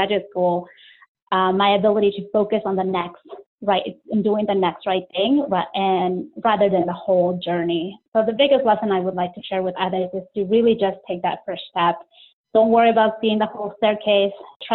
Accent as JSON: {"language": "English", "region": "Maryland", "country": "United States", "tie": "born or raised there", "also_born_or_lived": "Peru", "said": "I am originally from Peru, but I moved to the U.S. with my family when I was 10 years old. Generally, I call the D.C. area home, but more specifically, I grew up in Maryland"}